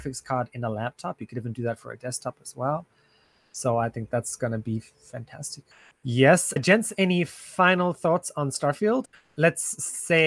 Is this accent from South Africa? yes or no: yes; South Africa; founded my hometown in South Africa